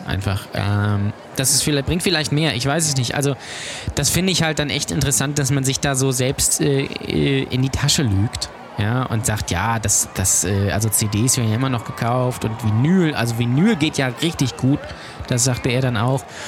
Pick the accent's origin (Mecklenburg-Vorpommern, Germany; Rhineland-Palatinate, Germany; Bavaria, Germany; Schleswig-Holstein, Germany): Schleswig-Holstein, Germany; Lübeck; ich komme aus Lübeck